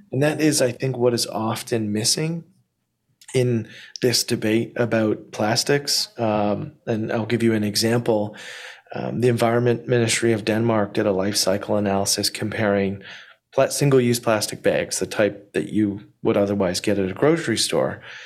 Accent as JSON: {"language": "English", "country": "Canada", "lives_now": "Ontario, Canada", "said": "as a Canadian who lives in Ontario"}